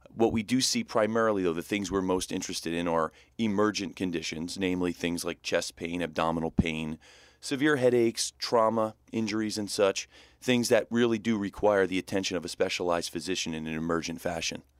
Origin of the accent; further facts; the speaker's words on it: New Jersey, United States; I'm born and raised in New Jersey